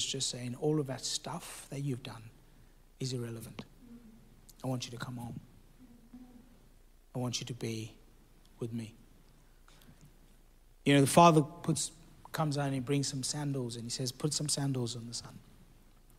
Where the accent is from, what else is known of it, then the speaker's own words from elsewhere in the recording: South Africa; This is in South Africa. I'm South African